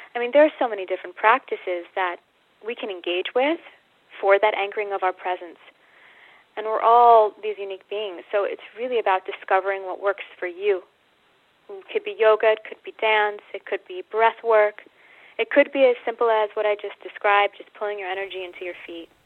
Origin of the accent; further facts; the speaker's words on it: United States; moved away as an adult; also born or lived in Australia; I'm American